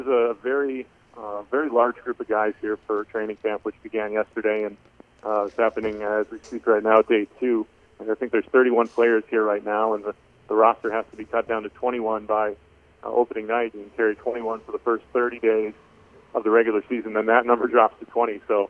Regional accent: Rochester, New York, United States; moved away as an adult; also born or lived in Oswego, New York / Pittsburgh area, Pennsylvania; now in Maine, United States; I'm an East Coast guy. Originally, not this extreme East Coast, but I'm from Rochester, New York. That's where I grew up. I went to school up at Oswego State, right on Lake Ontario, north of Syracuse

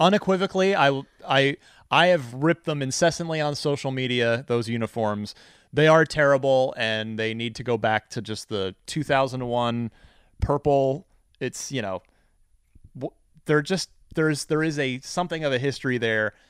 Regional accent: New Jersey, United States; moved away; also born or lived in Phoenix; I'm originally from New Jersey

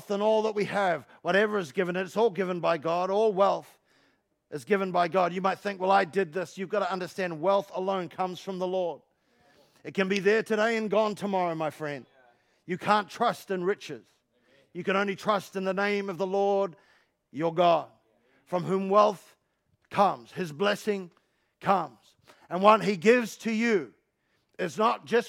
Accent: London, United Kingdom; I'm from London.

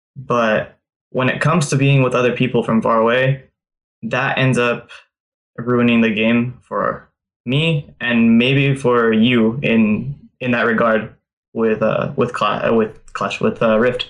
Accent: California, United States; I'm from California

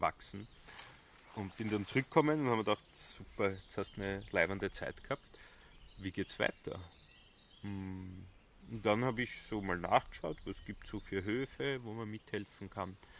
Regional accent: Bad Vöslau, Lower Austria, Austria; also born or lived in Semmering / Vienna / Switzerland; now in Südburgenland, Austria; Bad Fürslau, mhm. Bezirk Baden

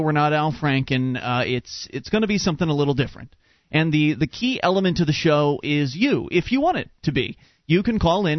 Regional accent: Sarasota, Florida, United States; You and I, actually Florida natives, as a matter of fact, born and raised in the Sarasota area, Sarasota-Bradenton.

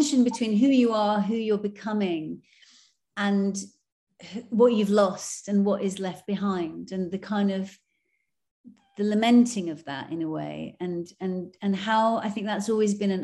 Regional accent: England, United Kingdom; I grew up then in England

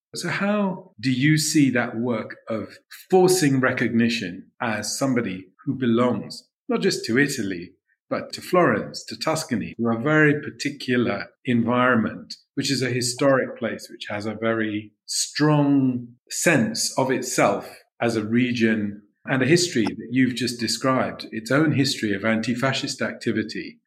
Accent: London, United Kingdom; I was born in London

